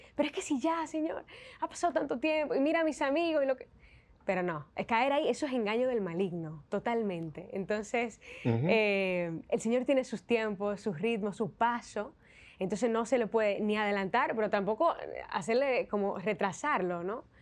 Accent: Santiago de los Caballeros, Santiago, Dominican Republic; moved away as an adult; now in Spain; en mi ciudad, en Santiago de los Caballeros

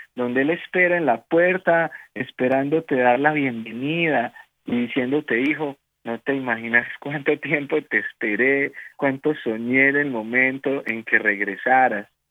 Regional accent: Colombia; como decimos aquí en mi país

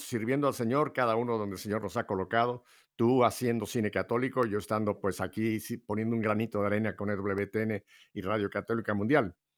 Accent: Mexico; now in Miami, United States; yo nací en México, pero tú sabes que la parte materna y parte paterna vienen de España.

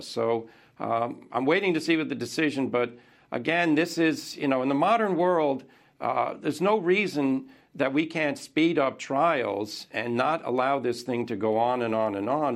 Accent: United States; as an American

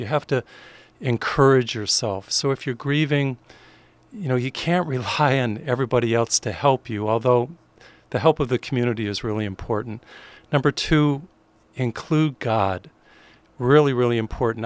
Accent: Springfield, Massachusetts, United States; I grew up in Springfield, Massachusetts

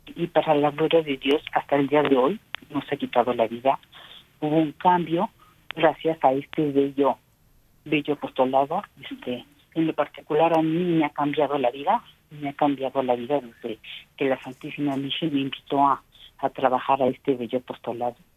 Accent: Mexico; como mexicanos

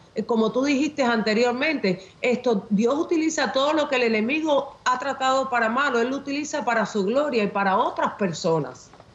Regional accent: Havana, Cuba; nací en La Habana, Cuba

